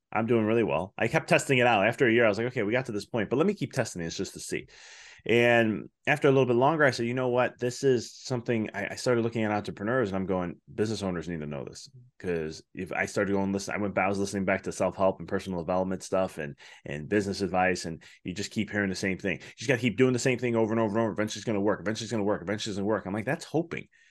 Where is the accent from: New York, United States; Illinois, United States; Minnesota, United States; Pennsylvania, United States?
Illinois, United States; Chicago; moved away as an adult; now in Knoxville, United States; I'm originally from Chicago